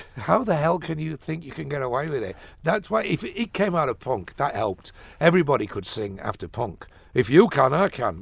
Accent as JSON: {"language": "English", "town": "Sheffield", "region": "Yorkshire and the Humber", "country": "United Kingdom", "also_born_or_lived": "London", "moved": "as an adult", "lives_now": "Dublin, Ireland", "said": "I came from Sheffield, which is a, a big, big industrial city"}